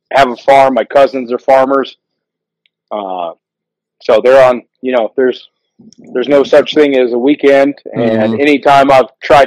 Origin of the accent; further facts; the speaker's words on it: Waterloo, Iowa, United States; I grew up in Iowa